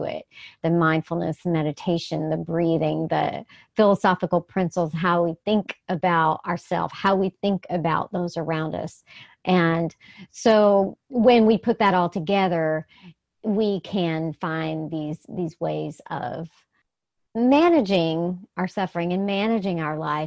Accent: the South, United States; I'm from the South

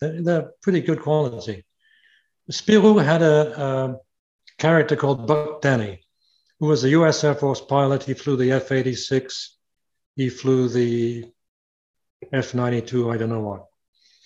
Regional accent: United Kingdom; moved away; also born or lived in Canada; I'm Canadian by myself, by the way. I have Canadian citizenship. I was born in Britain, but I have Canadian citizenship.

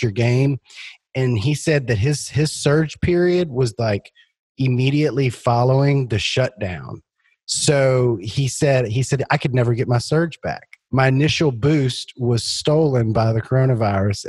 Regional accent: Louisiana, United States; I'm from Louisiana

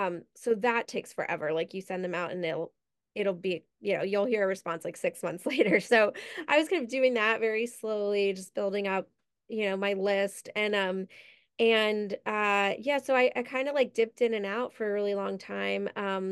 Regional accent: New York, United States; I grew up right outside New York. I never knew it existed.

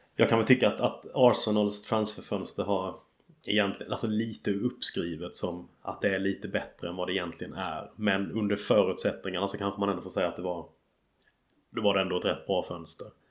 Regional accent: Sweden; now in England, United Kingdom; hemma i Sverige

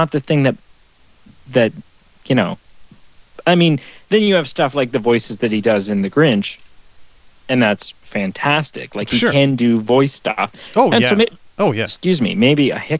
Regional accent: Canada; as a Canadian

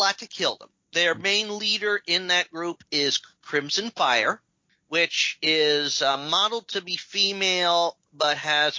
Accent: United States; I'm American

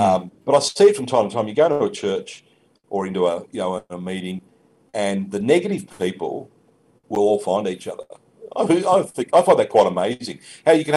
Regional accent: Australia; I'm still an Aussie

